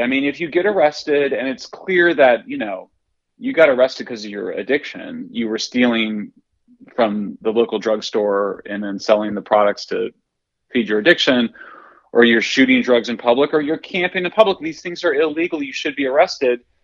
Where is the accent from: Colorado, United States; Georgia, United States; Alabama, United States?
Colorado, United States; Greeley; I'm from Greeley, Colorado